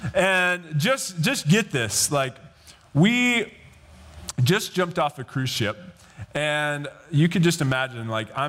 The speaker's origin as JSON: {"language": "English", "region": "Idaho", "country": "United States", "tie": "born or raised there", "said": "when I was growing up, I grew up in Idaho."}